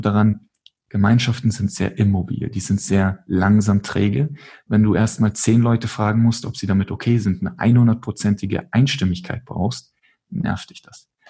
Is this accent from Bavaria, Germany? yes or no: yes; Munich, Bavaria, Germany; ich komme aus München